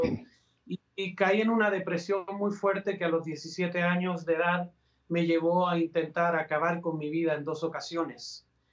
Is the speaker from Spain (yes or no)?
no; Valparaíso, Chile; moved away as an adult; also born or lived in Puebla, Mexico; now in Guadalajara, Mexico; yo soy chileno, nací en Valparaíso, el puerto principal de mi país.